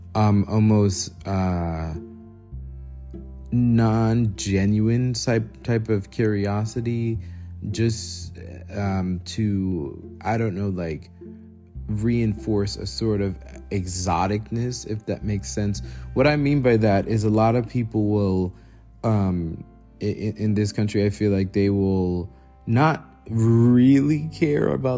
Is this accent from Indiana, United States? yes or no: no; New York, United States; growing up in New York, we often heard a language that was described as Creole